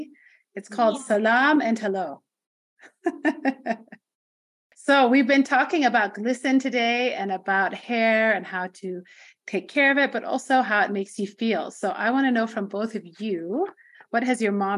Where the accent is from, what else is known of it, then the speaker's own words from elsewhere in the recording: Nairobi, Kenya; also born or lived in Ethiopia; I'm from Nairobi.